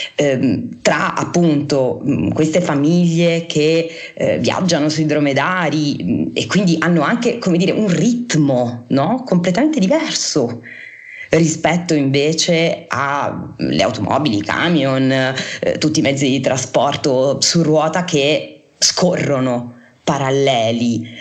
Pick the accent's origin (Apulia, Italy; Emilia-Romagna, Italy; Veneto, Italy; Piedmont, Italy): Apulia, Italy; essendo io pugliese è chiaro che eh, insomma mh, mm, ci sono proprio un po' cresciuta